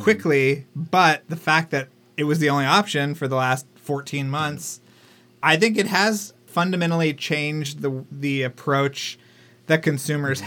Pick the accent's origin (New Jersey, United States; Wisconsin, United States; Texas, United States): Texas, United States; moved away; a Texan living in Texas at the time